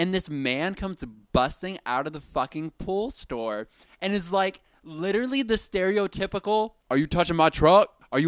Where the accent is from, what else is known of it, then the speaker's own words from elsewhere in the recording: Brooklyn, New York, United States; I'm from Brooklyn.